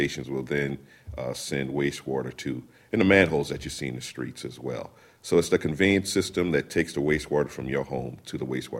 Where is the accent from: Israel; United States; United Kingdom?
United States; South Carolina; South Carolina.